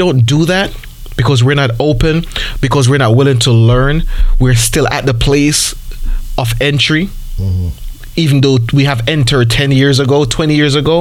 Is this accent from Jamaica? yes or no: yes; Jamaica; I'm Jamaican